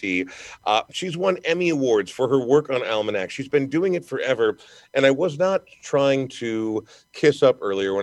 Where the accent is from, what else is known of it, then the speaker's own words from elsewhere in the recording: Minnesota, United States; I take a great deal of pride in being a Minnesotan